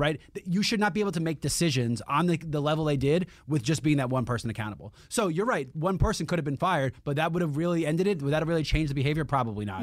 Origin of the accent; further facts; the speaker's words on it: New York City, New York, United States; as a New Yorker